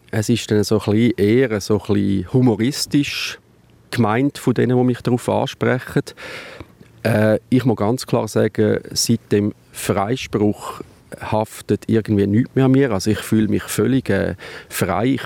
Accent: Mexico; Als Mexikaner, wir sind mit einer Gruppe am schmutzigen Tonstil unterwegs und wir haben alle ein neues Motto.

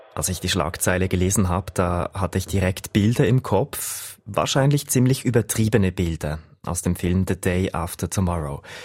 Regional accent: Switzerland; bei uns in der Schweiz

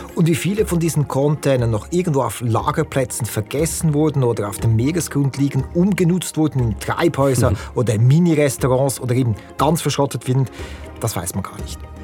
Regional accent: Lucerne, Switzerland; ich bin Luzerner

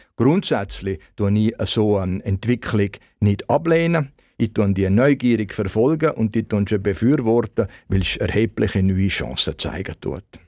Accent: Malans, Graubünden, Switzerland; ich noch aufgewachsen bin in Malanz

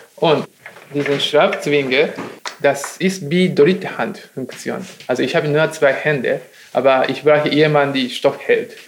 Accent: Nagoya, Aichi, Japan; German is a second language; moved away as an adult; also born or lived in England; now in Düsseldorf, Germany; Meine Heimat ist zwischen Tokio und Kyoto, im Arimatsu. Das ist der Kleindorf. Arimatsu liegt in Nagoya

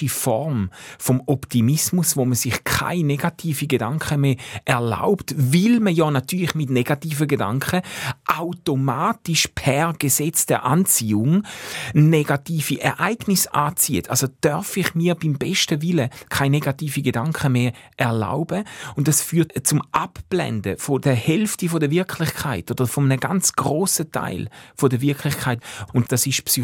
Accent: Switzerland; all die Privilegien, die ich habe, all die Möglichkeiten, wo mir als Schweizer geben werden

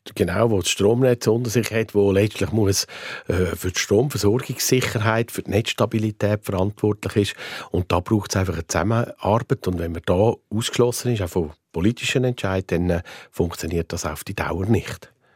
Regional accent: Aargau, Switzerland; im Kanton Aargau, wo ich herkomme

